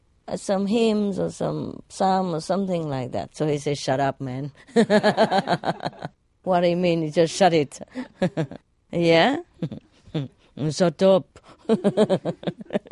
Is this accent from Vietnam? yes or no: yes; Vietnam; now in England, United Kingdom; I'm British, but I'm Vietnamese born